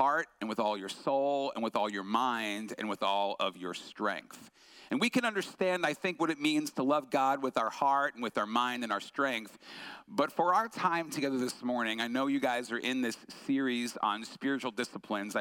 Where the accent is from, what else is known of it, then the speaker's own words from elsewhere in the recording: Long Island, New York, United States; I grew up on Long Island, New York, so East Coast